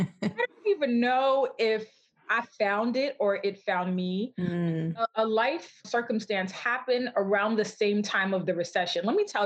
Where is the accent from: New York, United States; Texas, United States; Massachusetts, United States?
New York, United States; Brooklyn; also born or lived in St. Vincent; I am originally from St. Vincent. Sometimes people will ask me that because they'll be like, you have an accent. So mm-hmm. I actually was born in the Caribbean and then my family migrated to Brooklyn, New York